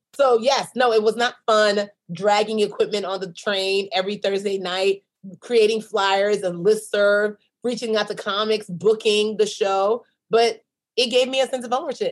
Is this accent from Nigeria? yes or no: yes; Nigeria; I'm a Nigerian businesswoman